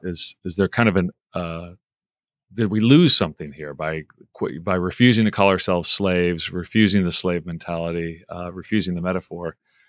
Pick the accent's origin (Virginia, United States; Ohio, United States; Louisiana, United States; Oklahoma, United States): Oklahoma, United States; moved away; also born or lived in Midwest; growing up in Oklahoma and then in the Midwest, I didn't know many Jewish people.